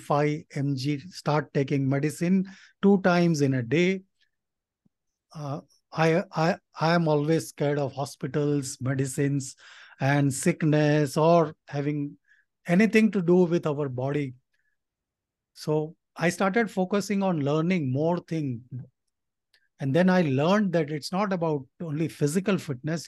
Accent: India; my dad came to India from Nepal. So he was a migrant and, uh, I was born in India

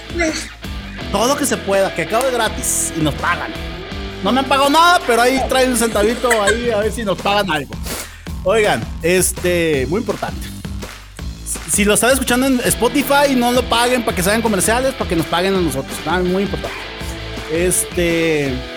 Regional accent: Mexico; como mexicanos

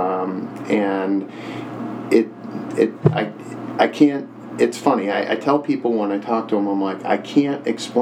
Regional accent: Huntley, Illinois, United States; moved away as an adult; I grew up in Huntley, which is in the area in McHenry County, and had moved away for quite a while

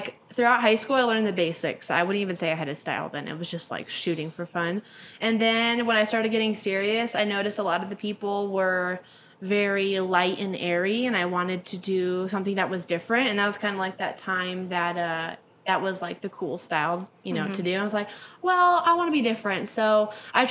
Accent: Palm Springs, California, United States; that's my hometown

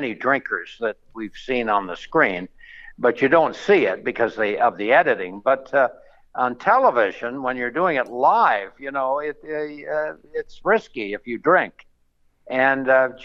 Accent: Canada; now in Las Vegas, United States; I'm a Canadian

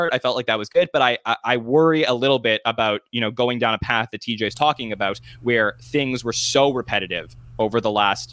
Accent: Canada; I'm Canadian.

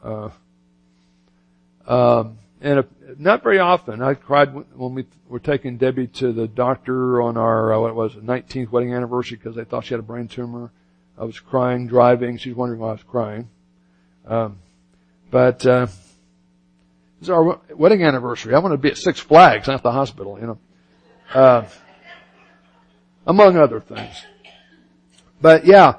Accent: United States; also born or lived in Florida / Birmingham, Alabama; I grew up in Southern Baptist Church in Florida and Birmingham, Alabama

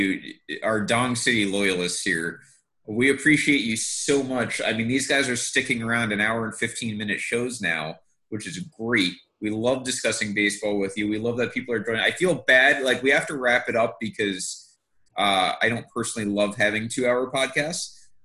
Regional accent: Northeast, United States; also born or lived in the South (US); now in the South, United States; that was the biggest problem growing up in the North

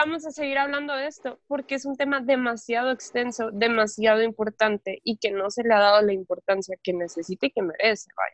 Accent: Mexico; como sociedad mexicana

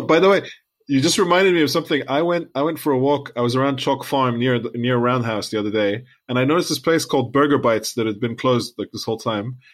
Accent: Lebanon; now in United Kingdom; we're from Lebanon.

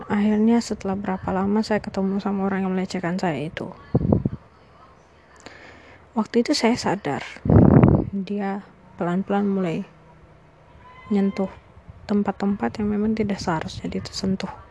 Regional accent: East Nusa Tenggara, Indonesia; Ya, uh, saya orang Flores, saya dari Flores, uh, tapi selama ini memang ada di luar kota dan baru pulang.

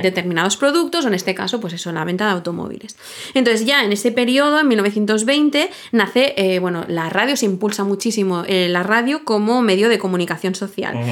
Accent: Sitges, Catalonia, Spain; yo soy de Sitges

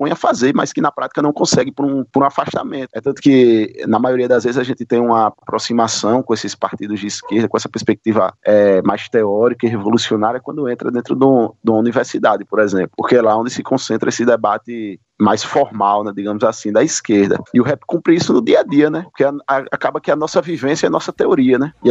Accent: Alagoas, Brazil; Então, é, eu sou aqui de, de Alagoas, não né? sou da terra do, dos calheiros.

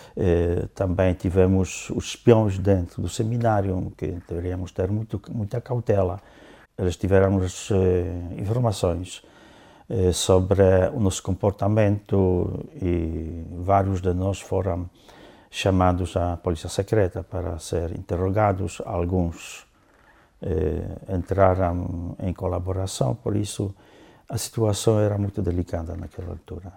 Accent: Lower Silesian Voivodeship, Poland; Portuguese is a second language; moved away as an adult; also born or lived in southern Poland / northern Poland / Angola; now in Portugal; nasci tendo um ano, os meus pais levaram-me eh, para a Silésia para a parte eh, da Silesa Baixa, onde eu cresci até mais ou menos eh, terminando a escola primária

